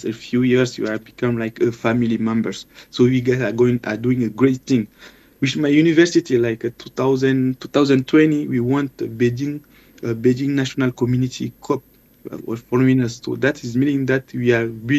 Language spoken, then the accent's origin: English; Chad; now in China; we come from Africa